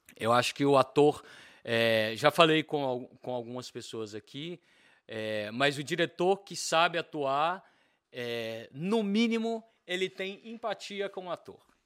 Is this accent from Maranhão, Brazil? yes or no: no; Bahia, Brazil; moved away; also born or lived in Belo Horizonte, Minas Gerais; a minha parte mineira, mesmo sendo baiano, a minha, eu, eu digo que eu sou um baianeiro